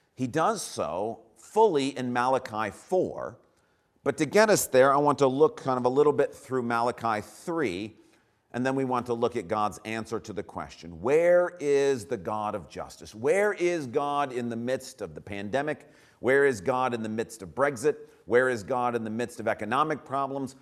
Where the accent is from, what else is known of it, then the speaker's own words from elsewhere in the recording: United States; we as Americans